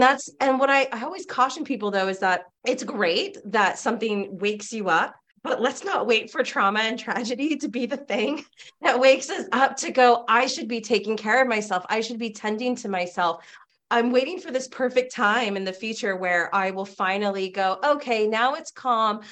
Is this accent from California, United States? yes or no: yes; California, United States; I grew up in California